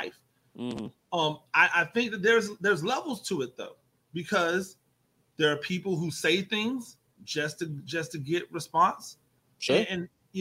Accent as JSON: {"language": "English", "town": "Tampa", "region": "Florida", "country": "United States", "tie": "born or raised there", "said": "So I went to Gaither"}